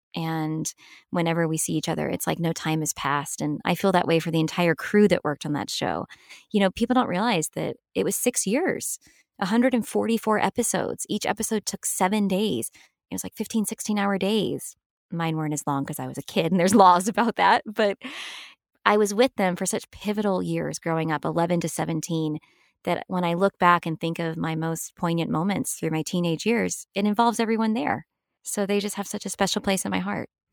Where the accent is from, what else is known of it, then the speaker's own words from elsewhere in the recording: Los Angeles, California, United States; also born or lived in Hattiesburg, Mississippi / Purvis, Mississippi / New York City; I really did most of my growing up in Los Angeles.